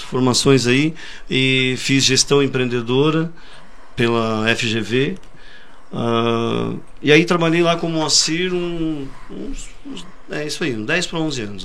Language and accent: Portuguese; Forquilhinha, Santa Catarina, Brazil; also born or lived in Criciúma; eu sou natural de Criciúma, é... morei praticamente a minha vida inteira na Forquilinha